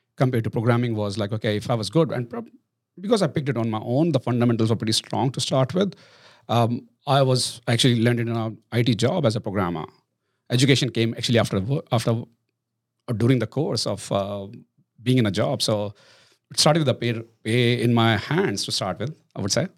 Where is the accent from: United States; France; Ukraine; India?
India; moved away as an adult; now in Australia; I'm Indian